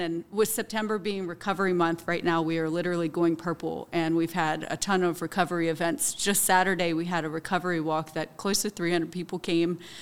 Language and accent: English; Hagerstown, Maryland, United States; I'm from Hagerstown. I graduated from South Hagerstown High School in two thousand four